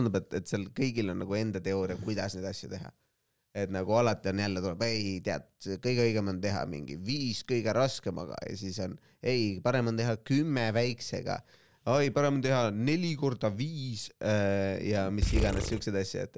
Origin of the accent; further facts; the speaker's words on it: Estonia; me sündisime Eestisse valgete meestena